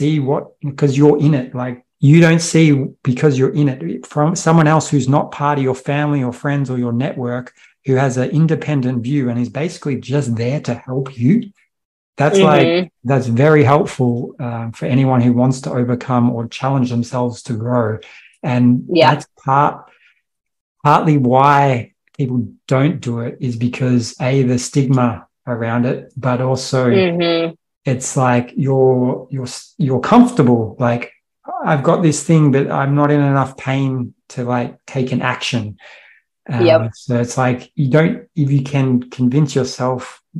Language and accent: English; Australia; I'm from Australia